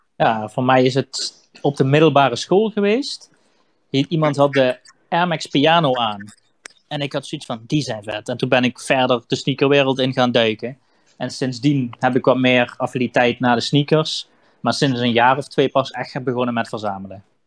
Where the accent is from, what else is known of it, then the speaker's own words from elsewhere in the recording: Limburg, Netherlands; achtentwintig jaar uit het mooie Limburg